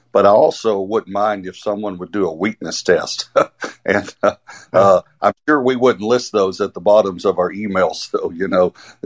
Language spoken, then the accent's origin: English; East Texas, United States; I grew up in East Texas, so everyone in Arkansas will understand this. The crick is what we called it